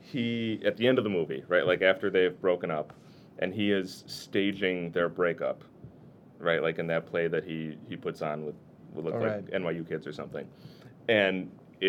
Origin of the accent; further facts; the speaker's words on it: Wisconsin, United States; I'm from Wisconsin